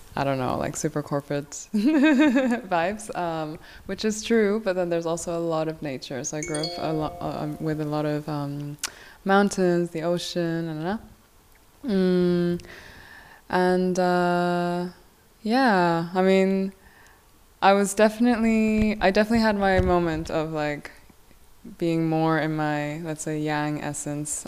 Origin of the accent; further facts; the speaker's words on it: Hong Kong; also born or lived in South Korea; I am originally from South Korea. I grew up in Hong Kong